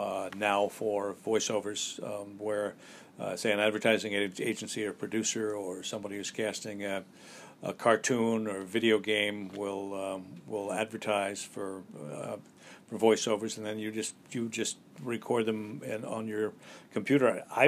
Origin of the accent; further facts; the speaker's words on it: Colorado, United States; also born or lived in Wyoming / Texas / Oklahoma; now in New York, United States; I was born in Wyoming and grew up in Colorado, Texas, and Oklahoma.